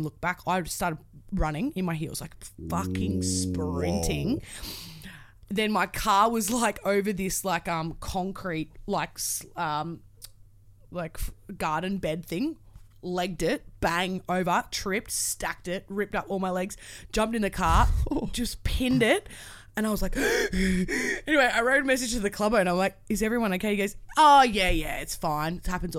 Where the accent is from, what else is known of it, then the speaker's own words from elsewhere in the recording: Australia; I'm a girl from Australia that has no idea.